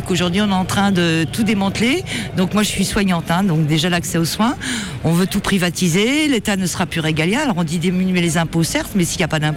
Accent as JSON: {"language": "French", "town": "Paris", "region": "Île-de-France", "country": "France", "said": "Moi, je viens de Paris. Je suis parisienne."}